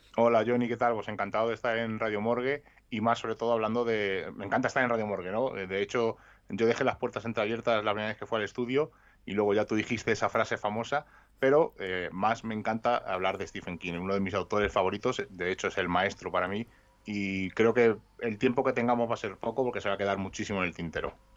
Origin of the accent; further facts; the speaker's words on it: Madrid, Community of Madrid, Spain; Yo estudiaba en Vallecas y me cambiaron a Atocha